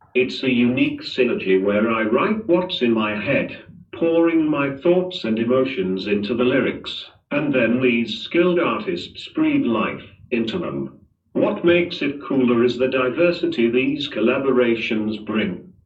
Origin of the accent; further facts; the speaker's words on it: Manchester, North West England, United Kingdom; moved away as an adult; now in Dubai, United Arab Emirates; Born and bred in Manchester, but now, I've got my roots down in Dubai, been here for a solid three years